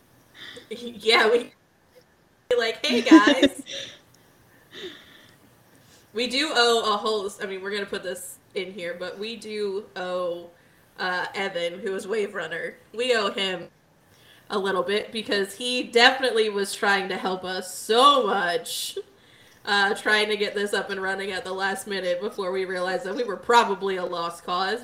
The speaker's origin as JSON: {"language": "English", "town": "Waldorf", "region": "Maryland", "country": "United States"}